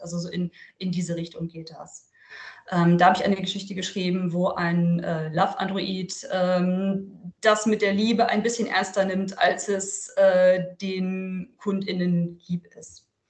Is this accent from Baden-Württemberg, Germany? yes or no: no; Lüneburg Heath, Lower Saxony, Germany; now in Verden, Germany; aus der Lüneburger Heide, wo ich übrigens aufgewachsen bin.